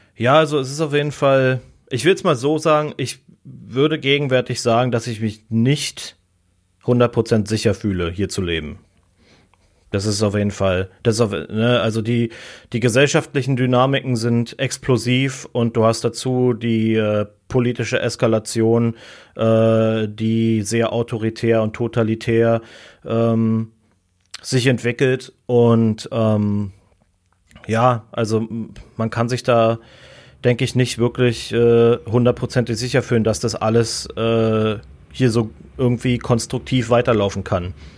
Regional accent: Berlin, Germany; moved away as an adult; now in United States; ich bin in Berlin geboren

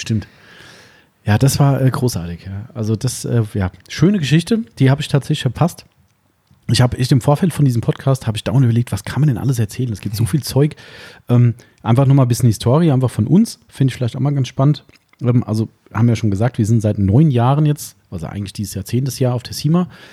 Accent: Germany; bei uns in Deutschland

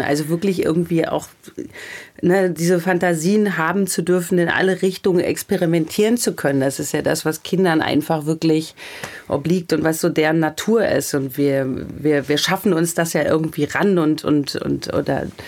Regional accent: Michelstadt, Hesse, Germany; moved away; in meiner Heimatstadt Michelstadt

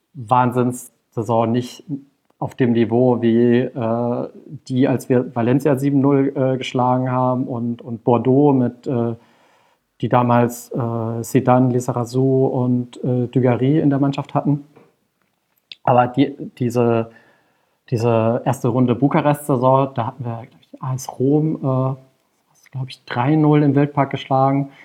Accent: Karlsruhe, Baden-Württemberg, Germany; moved away as an adult; now in Berlin, Germany; ich bin äh, in Karlsruhe geboren und auch zur Schule gegangen und äh, dann zum Studium weggezogen und dann irgendwann 2008 auch nach Berlin

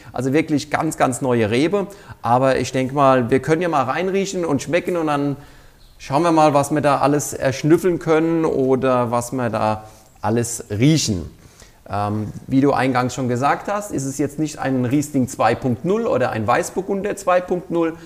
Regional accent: Mainz, Rhineland-Palatinate, Germany; moved away as an adult; now in Kirchheim, Germany; ich bin ja kein gebürtiger Pfälzer, so wie man es vielleicht auch in meiner Aussprache schon hört. Ich komme in der Nähe von Mainz, besser gesagt, ich bin genau in Mainz geboren, äh, bin aber auf einem Weingut groß geworden

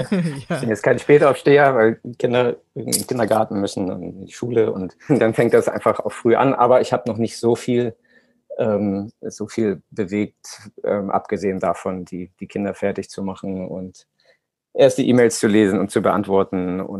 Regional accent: Hamburg, Germany; wir kommen aus Hamburg, dann ist es eh, in den Norden zu fahren, ähm, lag für uns immer sehr nahe

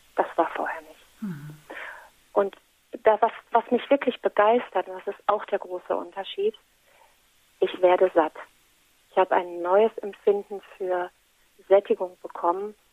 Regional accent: Menden, North Rhine-Westphalia, Germany; bei uns in Menden

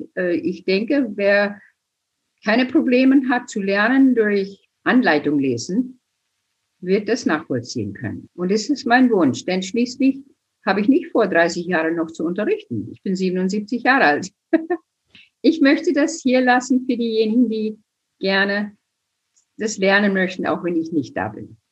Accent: United States; now in Germany; ich bin geboren in den USA, groß geworden auf der Prärie

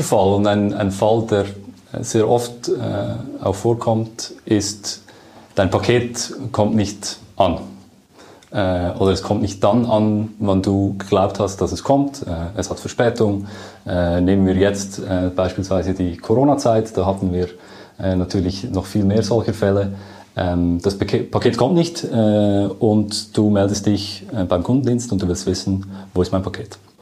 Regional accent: Lucerne, Switzerland; man merkt schon, ich komme aus Luzern

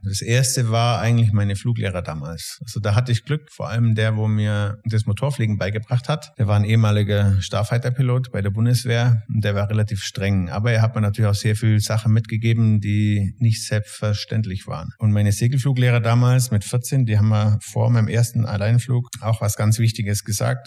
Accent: Tannheim, Bavaria, Germany; also born or lived in Salzburg; komme aus Tannheim bei Memmingen im schönen Süden Deutschlands

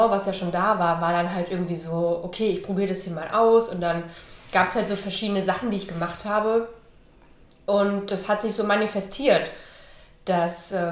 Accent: Hesse, Germany; also born or lived in East Germany; Ähm, ich bin im Osten geboren und in Westdeutschland in der Nähe von Frankfurt aufgewachsen.

